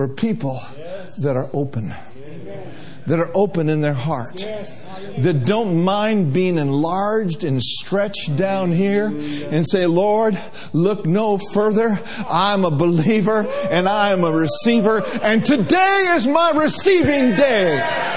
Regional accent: Minnesota, United States; we grew up in Minnesota

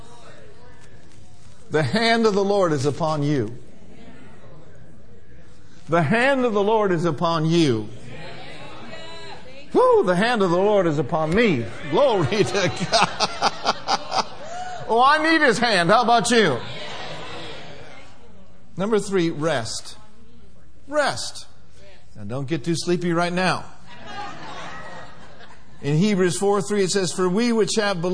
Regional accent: Minneapolis, Minnesota, United States; moved away; I grew up in Minneapolis, Minnesota, where winters lasted a long time.

